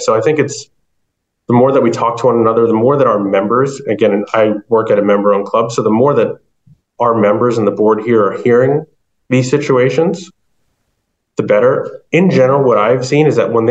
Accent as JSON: {"language": "English", "region": "New Jersey", "country": "United States", "tie": "born or raised there", "moved": "yes", "lives_now": "Massachusetts, United States", "said": "I grew up in New Jersey"}